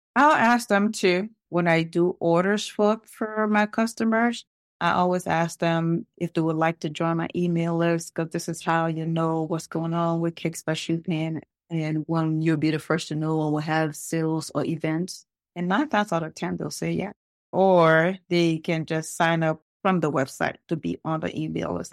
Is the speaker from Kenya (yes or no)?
no; Liberia; now in Lawrenceville, United States; originally, I am from Liberia.